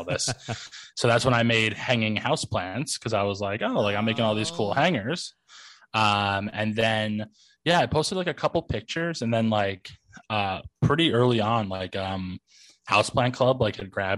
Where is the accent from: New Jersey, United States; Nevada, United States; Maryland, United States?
New Jersey, United States; also born or lived in New York / Astoria; I was born in New York, but I like was raised in North Jersey